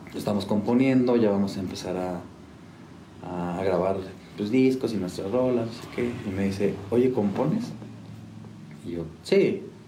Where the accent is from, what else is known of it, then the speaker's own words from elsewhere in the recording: San Juan del Río, Querétaro, Mexico; also born or lived in Mexico City; llegamos aquí con mi familia cuando yo tenía 5 años, 6 años, y a los 20, 19 más o menos, me fui a, me regresé a Ciudad de México